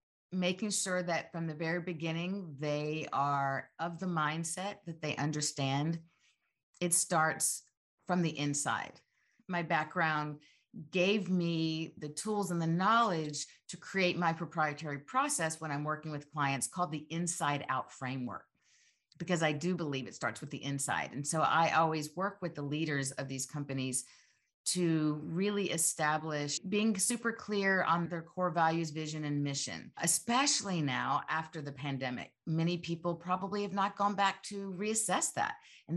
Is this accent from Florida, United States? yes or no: no; Georgia, United States; Gosh, I'm a Georgia girl. I grew up in Georgia and really feel so fortunate